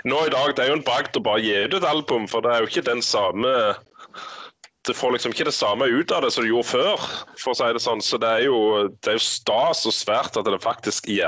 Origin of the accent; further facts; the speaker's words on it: Rogaland, Norway; accent: Jærsk; Jeg, jeg snakket jo jærsk, ikke sant?